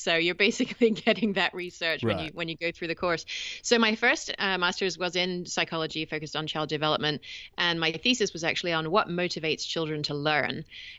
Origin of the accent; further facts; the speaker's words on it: England, United Kingdom; now in California, United States; I should clarify right up front, because your English listeners are going to be curious about my accent, that I am English originally. Although I've been in the States for about 20 years now, and I understand that it has rubbed off a little bit